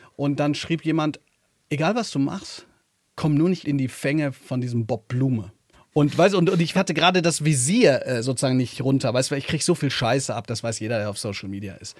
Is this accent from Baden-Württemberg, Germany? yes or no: no; Hagen, North Rhine-Westphalia, Germany; in Hagen, wo ich herkomme, eine Stadt, die nicht sehr schön ist.